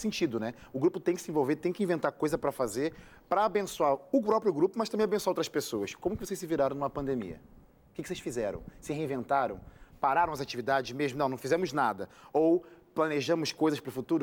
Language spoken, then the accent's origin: Portuguese; Rio de Janeiro, Brazil; accent: carioca chiado; eu também sou carioca